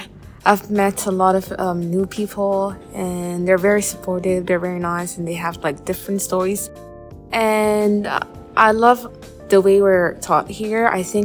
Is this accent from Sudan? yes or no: yes; Sudan; moved away; I'm from Sudan.